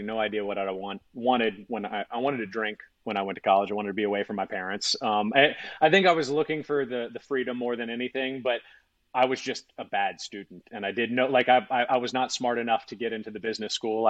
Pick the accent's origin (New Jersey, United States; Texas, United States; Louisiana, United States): Louisiana, United States; Baton Rouge; moved away as an adult; also born or lived in Georgia; I was from Baton Rouge and then went to Georgia